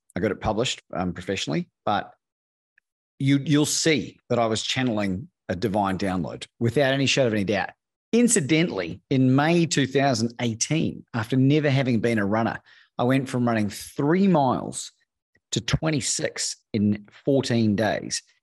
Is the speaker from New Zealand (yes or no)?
yes; New Zealand; moved away as an adult; also born or lived in Australia; now in Mexico; In New Zealand. First 20 years, I've spent half my life in both countries